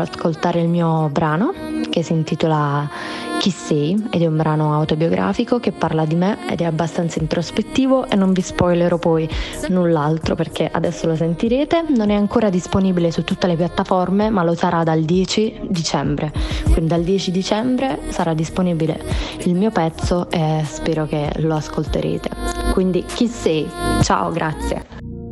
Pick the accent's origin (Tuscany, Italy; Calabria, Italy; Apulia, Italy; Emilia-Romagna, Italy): Apulia, Italy; Taranto; Ho 22 anni e sono di Taranto